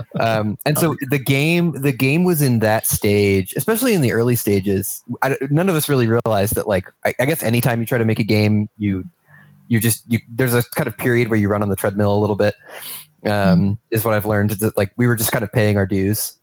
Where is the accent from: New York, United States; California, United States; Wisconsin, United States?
New York, United States; moved away as an adult; now in Ohio, United States; So I moved to Ohio from New York, where I'm from, in 2016